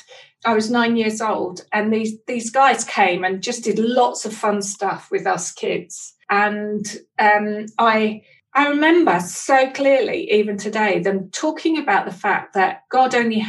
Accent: East London, East of England, United Kingdom; I was born in East London

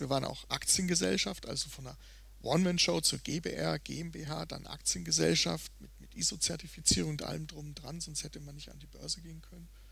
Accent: Würzburg, Bavaria, Germany; moved away; ich bin halt auch in den Weinbergen sozusagen groß geworden

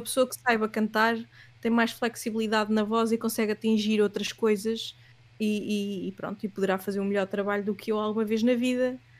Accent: Leiria, Centro, Portugal; moved away as an adult; also born or lived in Southampton; now in Lisbon, Portugal; eu sou de Leiria

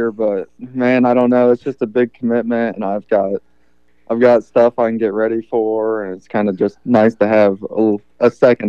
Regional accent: Rushville, Ohio, United States; also born or lived in Lancaster, Ohio; I'm just out of Lancaster and then lived in Rushville my whole life, never moved.

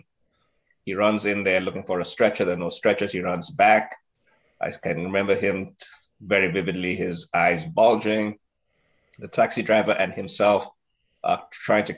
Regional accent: Nigeria; moved away; I was in boarding school in Nigeria, where I grew up

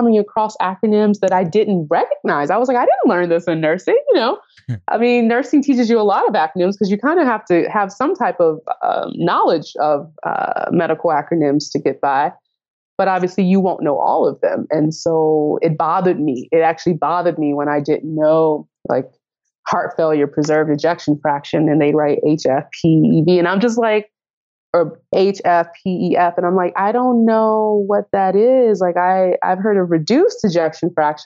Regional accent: Nashville, Tennessee, United States; moved away as an adult; now in Chicago, United States; I'm from Nashville, Tennessee

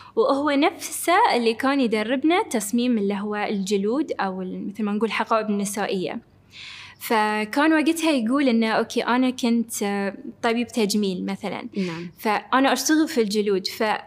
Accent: Bahrain; moved away; كوني أول بحرينية موجودة عندهم في الفريق

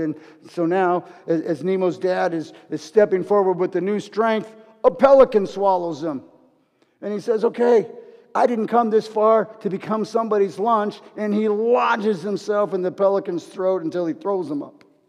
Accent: Los Angeles, California, United States; I'm a fighter from Los Angeles

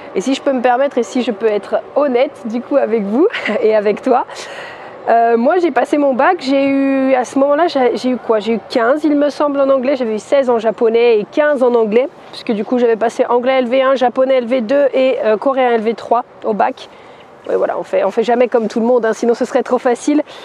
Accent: France; je suis française, je suis plus à l'aise en anglais

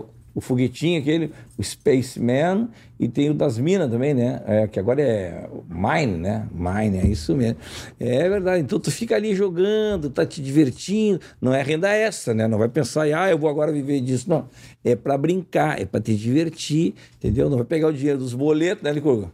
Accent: Uruguaiana, Rio Grande do Sul, Brazil; Ferro Carril, que é o meu time lá de Uruguaiana

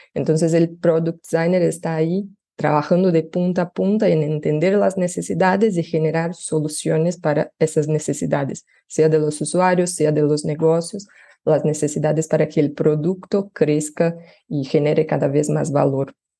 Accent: Brazil; Spanish is a second language; yo soy brasileña, pero trabajo ya hace tres años eh, en Latinoamérica

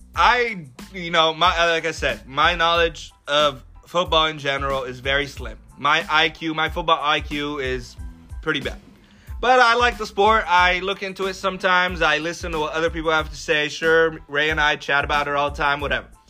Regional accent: Alexandria, Alexandria Governorate, Egypt; now in Los Angeles, United States; born and raised in Egypt, in the heart of Alexandria City

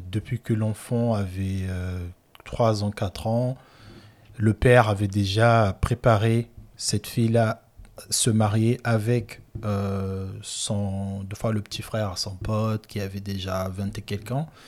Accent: Republic of the Congo; Voilà, chez moi au Congo, en Afrique centrale, au Gabon, Angola, je connais aussi, Kinshasa aussi.

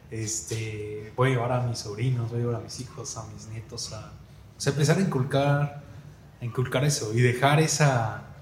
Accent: Cancún, Quintana Roo, Mexico; Y sí me gusta, pero me gasto mucho dinero, pues soy de Cancún, los vuelos y todo.

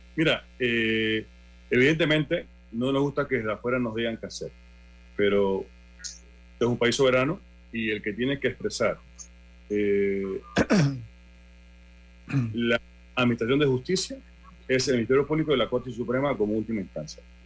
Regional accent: Panama; nosotros como panameños

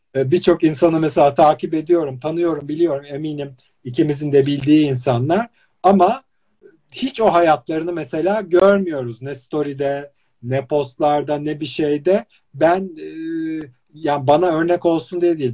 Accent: İzmir, Turkey; ben mesela İzmir'de doğup büyüdüm

